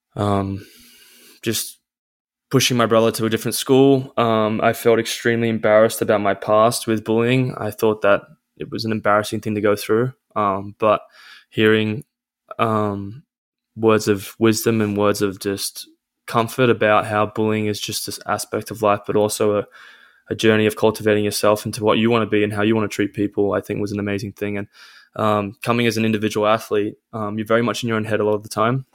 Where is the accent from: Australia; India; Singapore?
Australia; Caringbah South, New South Wales; I'm Australian. Um, I come from a place called Caringbah South, which is near Cronulla